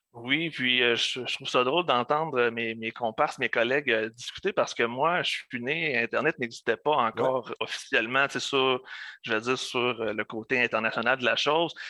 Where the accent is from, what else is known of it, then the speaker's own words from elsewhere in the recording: Lebel-sur-Quévillon, Quebec, Canada; first language French; also born or lived in Abitibi-Témiscamingue; je suis originaire euh, du nord du Québec, euh, d'un petit village du nom de Lebel-sur-Quévillon. Ensuite, je suis, euh, je suis déménagé en Abitibi-Témiscamingue